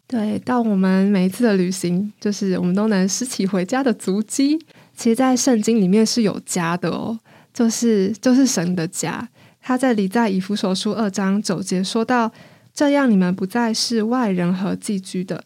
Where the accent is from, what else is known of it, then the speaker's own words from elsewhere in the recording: Taiwan; 我是台湾人